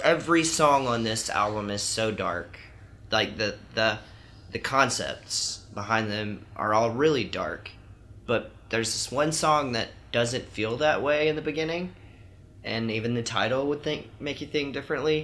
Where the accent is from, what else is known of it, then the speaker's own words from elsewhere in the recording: Alabama, United States; moved away; I'm from Alabama